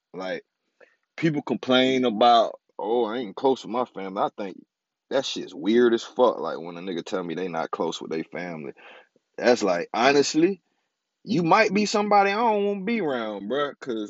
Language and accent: English; California, United States; born there; also born or lived in Florida; I probably told y'all this shit already, but I was born in California. Then I moved to Florida. I moved to Montego.